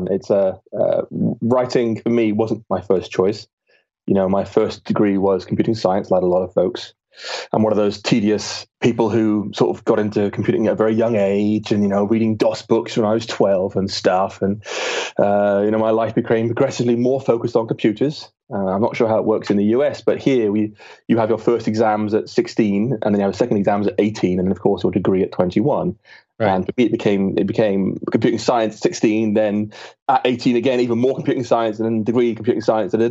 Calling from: Bath, South West England, United Kingdom; A small town in England called Bath.

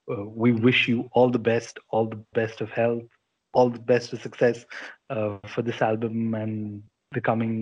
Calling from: India; we're calling up from India

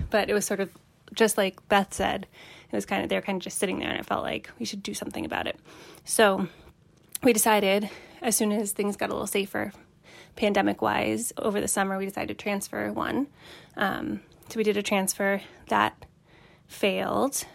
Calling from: Boston, Massachusetts, United States; I'm calling from the Boston area

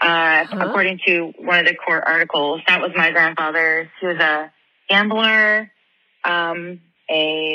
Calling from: Ohio, United States; from Ohio. I've called a couple times before.

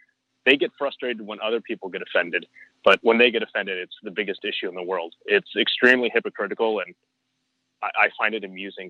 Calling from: San Mateo, California, United States; from San Mateo, California, buddy.

